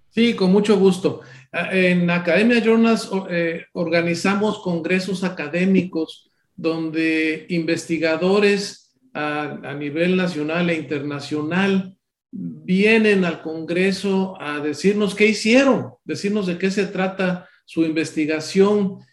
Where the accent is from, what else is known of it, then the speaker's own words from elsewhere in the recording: Córdoba, Veracruz, Mexico; Yo soy de Córdoba, Veracruz